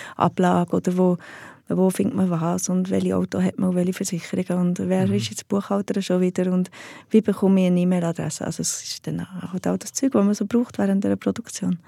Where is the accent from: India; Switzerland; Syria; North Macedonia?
Switzerland; Heiligenschwendi, Bern; Im Berner Oberland, einem kleinen Bauerndorf